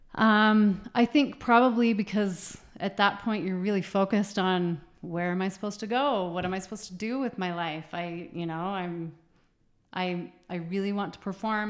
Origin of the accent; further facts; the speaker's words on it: Utah, United States; I grew up in Utah